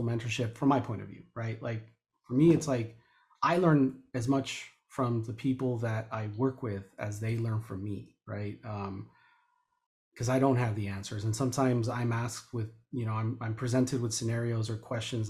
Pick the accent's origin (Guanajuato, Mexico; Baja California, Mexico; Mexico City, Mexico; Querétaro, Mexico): Guanajuato, Mexico; León; I was born in León, Guanajuato